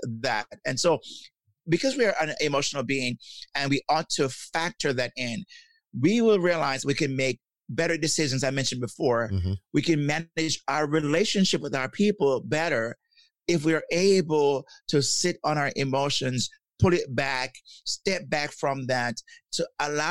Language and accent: English; Jamaica; I'm from Jamaica, and growing up in Jamaica, we were taught that we should not show our emotions